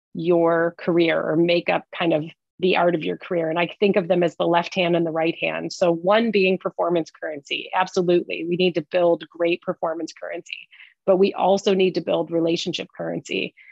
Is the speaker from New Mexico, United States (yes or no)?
no; Detroit, Michigan, United States; I'm a Detroit girl, so I was leaving the automotive industry